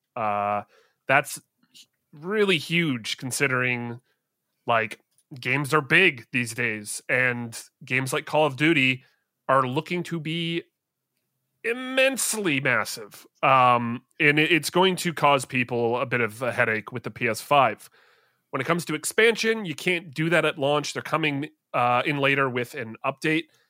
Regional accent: Canada; I'm Canadian

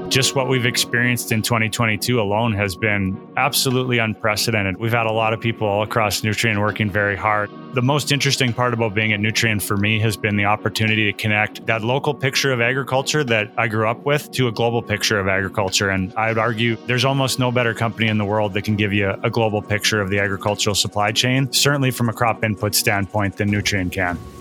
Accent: Saskatchewan, Canada; I grew up in Saskatchewan in Western Canada

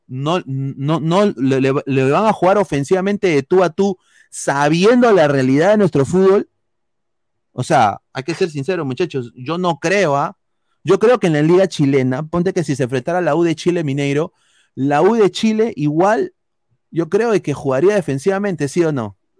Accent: Peru; nos representa como peruanos

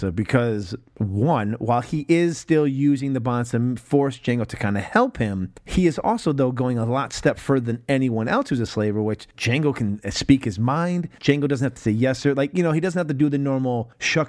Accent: New York, United States; I was born here in New York State.

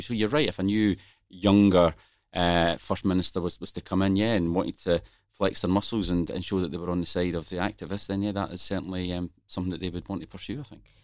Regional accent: Scotland, United Kingdom; accent: Scottish; you can tell from my accent where I'm from.

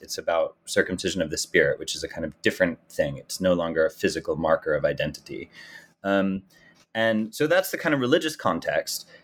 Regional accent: United States; as an American and as a Jew

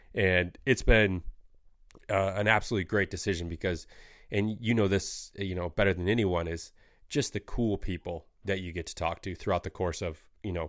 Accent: Michigan, United States; Like growing up in Michigan, like I always, I didn't have a ton of time to do it with like sports and stuff like that.

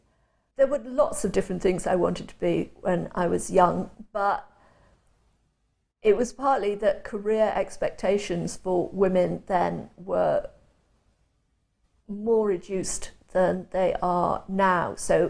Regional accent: Chester, North West England, United Kingdom; born there; I was born and spent my first 5 years in Chester, which is on the boundary of England and the north of Wales.

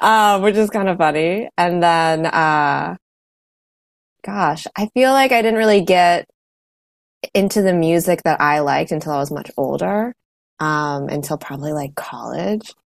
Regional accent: Washington, District of Columbia, United States; I'm in the Washington DC area and I grew up around the city here.

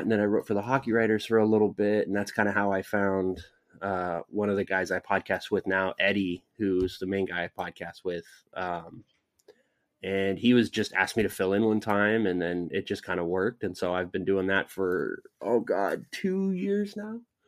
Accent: Southern California, United States; I grew up in Southern California

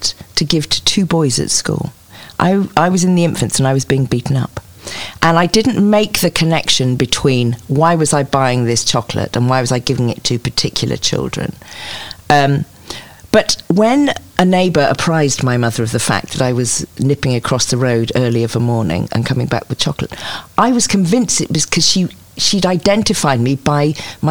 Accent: rural Cotswolds, South West England, United Kingdom; also born or lived in Clifton, Bristol / Leeds; We're in the rural Cotswolds

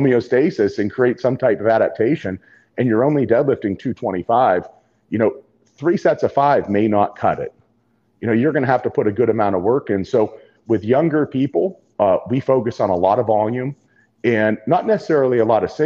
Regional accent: Ohio, United States; growing up in Ohio

